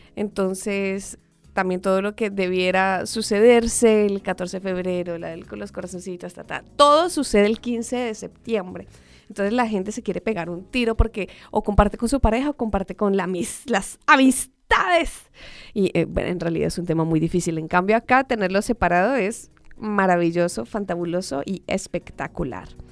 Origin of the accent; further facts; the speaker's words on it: Colombia; moved away; yo soy colombiana